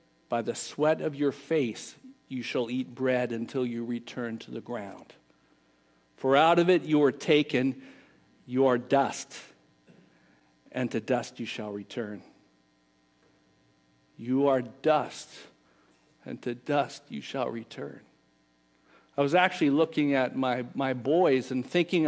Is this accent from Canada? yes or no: yes; Canada; moved away; We grew up in Canada